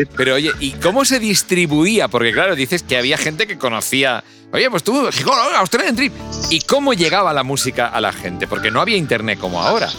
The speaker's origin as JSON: {"language": "Spanish", "town": "Barcelona", "region": "Catalonia", "country": "Spain", "moved": "yes", "lives_now": "Madrid, Spain", "said": "yo soy de Barcelona"}